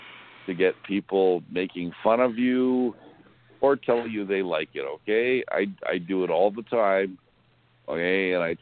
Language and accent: English; Winnipeg, Manitoba, Canada; I come from Winnipeg. And we do things like that, okay?